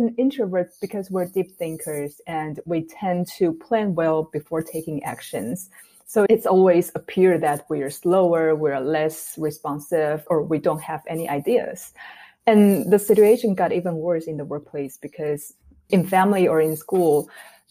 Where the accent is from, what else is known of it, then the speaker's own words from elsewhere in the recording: Taiwan; moved away as an adult; also born or lived in Minnesota, United States; I'm born and raised in Taiwan, and I went to school in the U.S. for my graduate degree in University of Minnesota